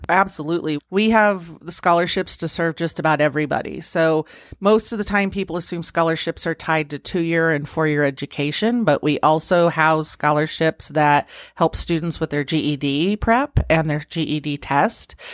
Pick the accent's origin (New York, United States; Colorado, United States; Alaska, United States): Colorado, United States; Pueblo; also born or lived in Nebraska; I was born and raised in Pueblo.